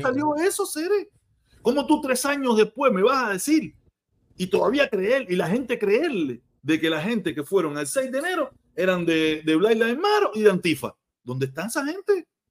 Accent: Cuba; now in United States; mi país natal

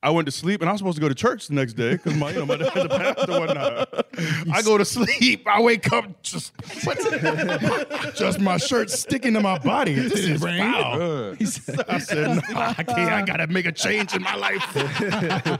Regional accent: Tampa, Florida, United States; moved away; also born or lived in Iowa; I grew up in Tampa, but just moved from Iowa, young.

